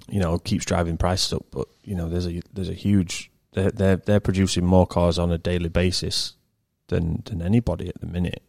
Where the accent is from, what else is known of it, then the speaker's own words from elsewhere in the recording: England, United Kingdom; I'm English